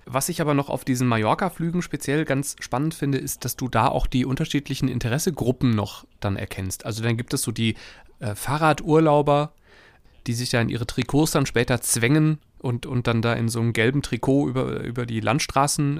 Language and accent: German; Wuppertal, North Rhine-Westphalia, Germany; Ich komme aus Wuppertal